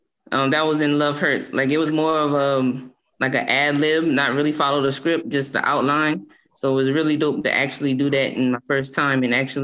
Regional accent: Cross, South Carolina, United States; I'm from Cross. That's okay. A little small town out here.

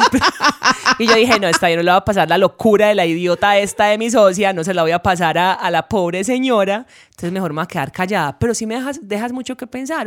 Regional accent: Urrao, Antioquia, Colombia; moved away; en mi pueblo no se veía eso

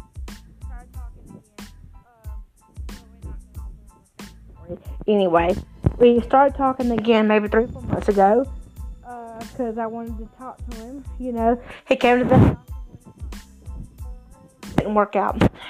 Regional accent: Cowpens, South Carolina, United States; also born or lived in Spartanburg, South Carolina / Pacolet, South Carolina; originally came from Spartanburg to Cowpens and then to Packlet

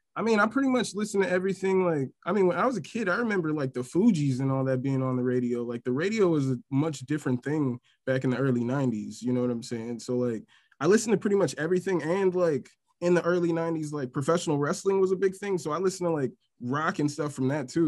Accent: Milwaukee, Wisconsin, United States; born and raised in Milwaukee, Wisconsin.

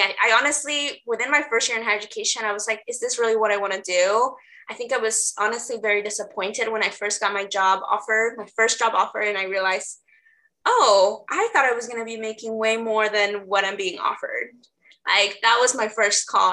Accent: Los Angeles, California, United States; moved away as an adult; now in Portland, United States; I'm originally from LA. So, I grew up in South LA.

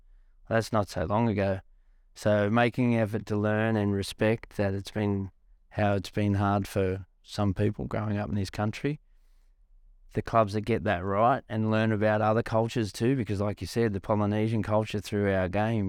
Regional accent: Australia; even me, mate, like being an Australian kid, to not know some of the stuff I now know, was it's horrible to think that how people were treated in our country

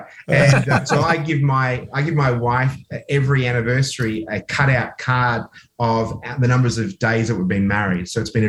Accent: Australia; also born or lived in Oxford, United Kingdom; but I was born in Oxford, England, but I came to Australia when I was less than 2 years of age, so I didn't really have time to pick up any lingo.

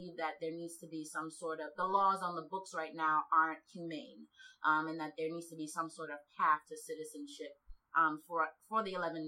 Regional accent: New York, United States; also born or lived in Senegal; My family came from Senegal, West Africa, and settled in New York when I was 7

